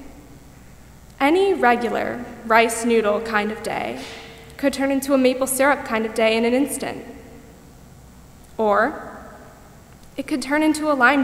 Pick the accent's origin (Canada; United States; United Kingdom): United States; Parkland, Florida; my hometown of Parkland, Florida